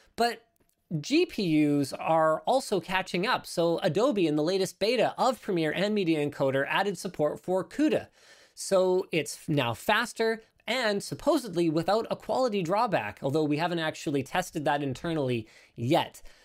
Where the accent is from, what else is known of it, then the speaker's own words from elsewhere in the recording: Canada; I'm Canadian